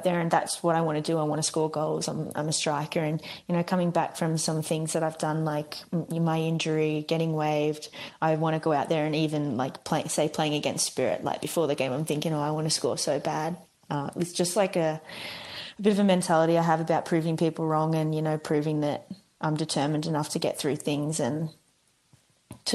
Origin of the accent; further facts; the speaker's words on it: Australia; moved away; I'm Australian